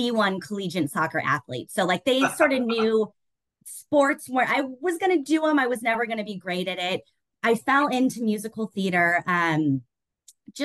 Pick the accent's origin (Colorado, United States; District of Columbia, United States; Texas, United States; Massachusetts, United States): Colorado, United States; Denver; moved away as an adult; now in Chicago, United States; I was born and raised in Denver, and I'm very proud to be a Coloradan